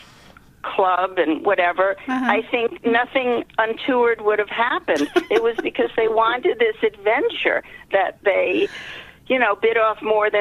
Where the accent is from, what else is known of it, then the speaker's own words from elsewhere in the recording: New York, United States; moved away as an adult; now in Boston, United States; I grew up in New York, and I moved to Boston with my husband